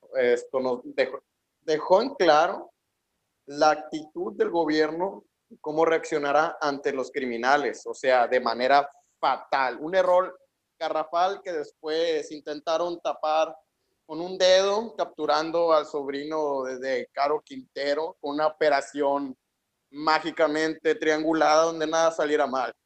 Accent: Sinaloa, Mexico; yo, como mexicano, 100% también sinaloense

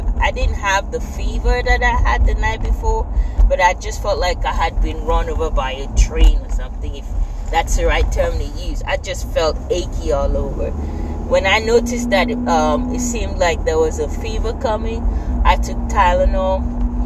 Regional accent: Nigeria; moved away; I grew up in Nigeria

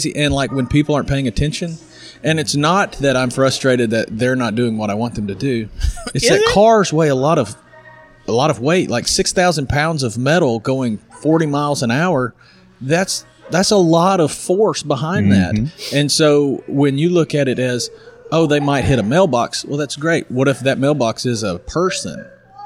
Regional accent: El Dorado, Arkansas, United States; also born or lived in Louisiana; now in Wynne, United States; I'm from El Dorado originally, but I live in Wynn, Arkansas

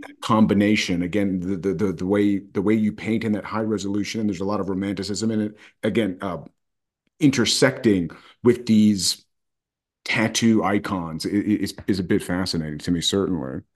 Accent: United States; as an American person

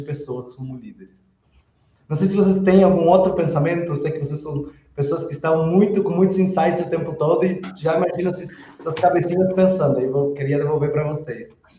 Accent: Uruguay; Portuguese is a second language; aproveito para pedir desculpas para algum portunhol que soltar, sou uruguaio, e sempre que falo em português vem alguma coisinha ali

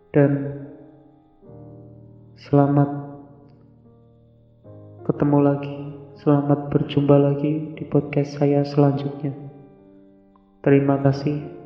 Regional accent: Indonesia; accent: medok; logat saya logat medok yang yang ngomong pakai bahasa Indonesia

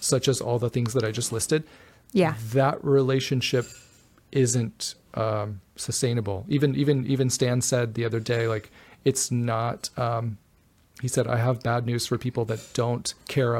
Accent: the South, United States; I'm from the South

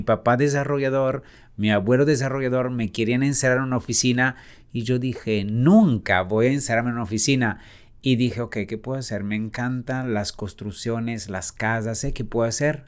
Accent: Italy; moved away as an adult; also born or lived in Cannes, France; now in Mexico; salí de Italia

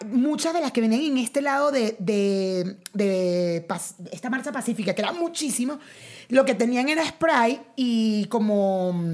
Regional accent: Mexico; no soy mexicano, pero yo sí.

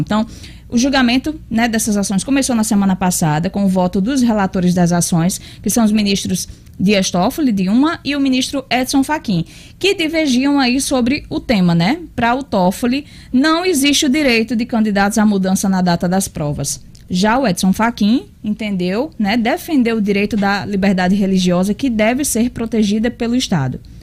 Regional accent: Natal, Rio Grande do Norte, Brazil; eu sou bem natalense

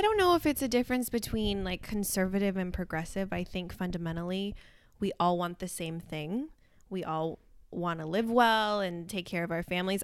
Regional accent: Santa Maria, California, United States; now in Los Angeles, United States; I grew up in Santa Maria, the central coast of California

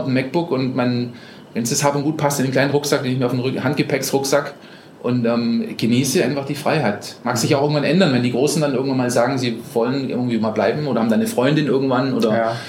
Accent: Germany; moved away as an adult; also born or lived in Costa Rica; ich aus Deutschland komme und eigentlich ein Handwerker bin

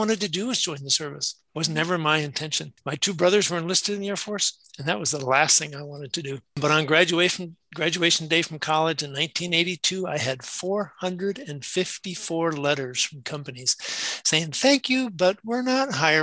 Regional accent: Madison, Wisconsin, United States; I'm from Madison, Wisconsin. I grew up there

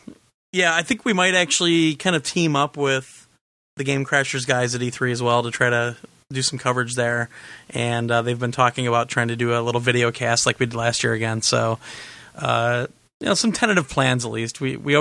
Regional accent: Overland Park, Kansas, United States; now in Indianapolis, United States; By the way, I grew up in Overland Park, Kansas. Oh, I think Glenn might know where I'm talking about. But I live just south of Indianapolis now.

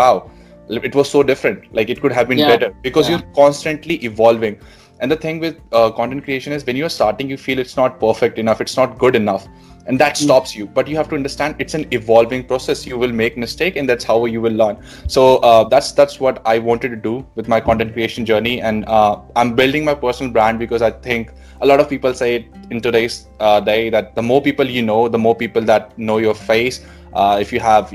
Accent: Delhi, India; moved away as an adult; now in Sydney, Australia; And I was born and raised in Delhi. I did my schooling there

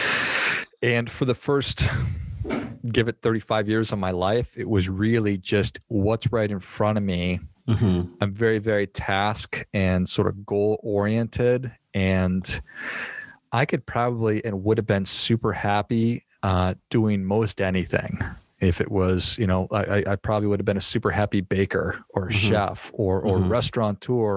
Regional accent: Minnesota, United States; moved away as an adult; also born or lived in Arizona; I grew up in Minnesota

